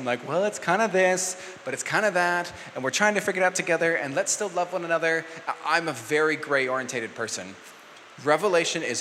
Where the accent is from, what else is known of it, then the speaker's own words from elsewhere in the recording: New Zealand; I'm a Kiwi